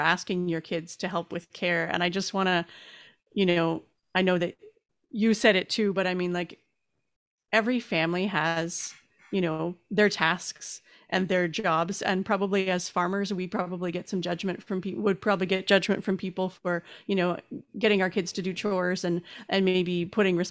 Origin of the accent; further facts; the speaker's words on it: Canada; being a Canadian